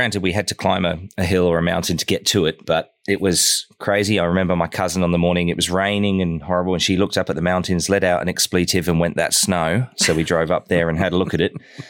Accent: South West England, United Kingdom; I've seen in my hometown down in Devon as well, they had to abandon the bus

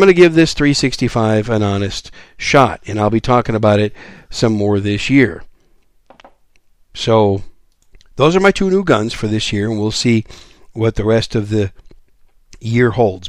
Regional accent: Wisconsin, United States; also born or lived in New York City; I was born in New York City. I was raised in Wisconsin.

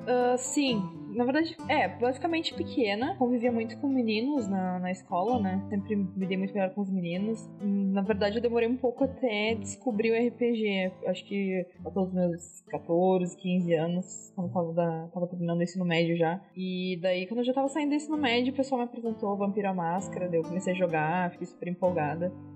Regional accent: Canoas, Rio Grande do Sul, Brazil; Canoas, fica do lado de Porto Alegre

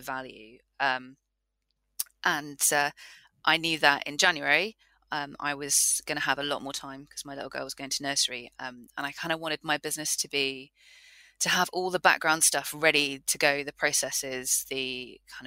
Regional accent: Newbury, South East England, United Kingdom; I'm from Newbury

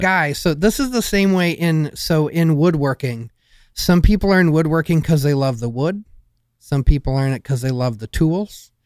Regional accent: Michigan, United States; I grew up in Michigan

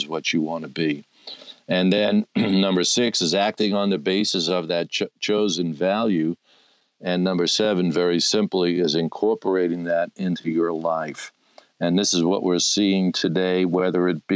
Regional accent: New York City, New York, United States; Brooklyn, New York. That, by the way, is my hometown.

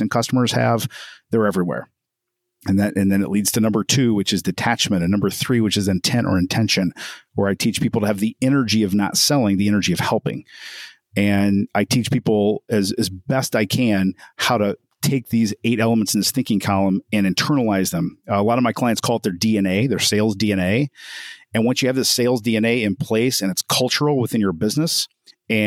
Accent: Evansville, Indiana, United States; I'm from Evansville, Indiana

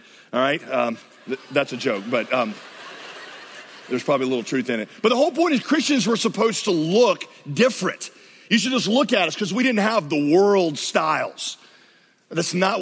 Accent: the South, United States; I grew up in the South.

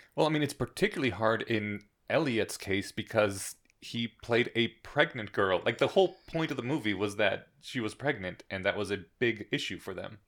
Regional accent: Colorado, United States; I come from Colorado. We don't pronounce our T's here.

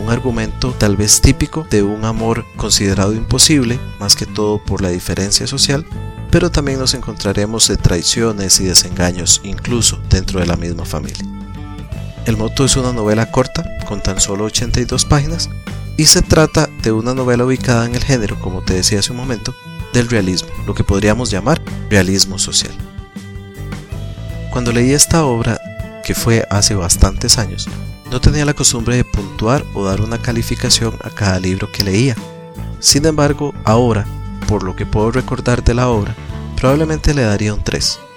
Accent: Costa Rica; Como bien sabes, nací y vivo en Costa Rica.

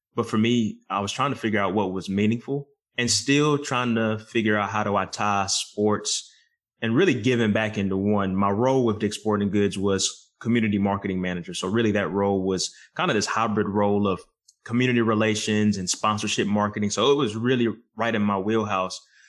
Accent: right outside of Charlotte and Lexington, North Carolina, United States; I grew up here right outside of Charlotte and Lexington

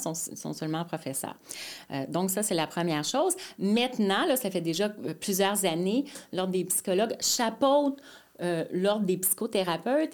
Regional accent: Mascouche, Quebec, Canada; also born or lived in Montreal; now in Terrebonne, Canada; je suis née à Montréal mais euh, rapidement, vers l'âge de 3 ans, mes parents sont allés euh, sur la rive nord à Mascouche, en fait.

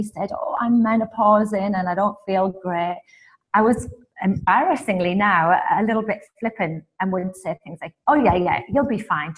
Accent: England, United Kingdom; also born or lived in Canada; now in Houston, United States; I'm originally from England via Canada and now in Houston, just in case the accent confuses anybody.

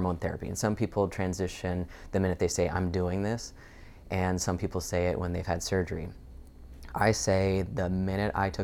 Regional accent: Montana, United States; now in Seattle, United States; I'm originally from Montana, and I grew up with a really awesome family

